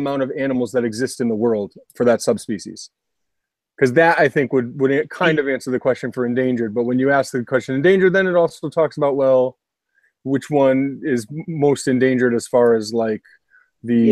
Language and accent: English; Connecticut, United States; my home state of Connecticut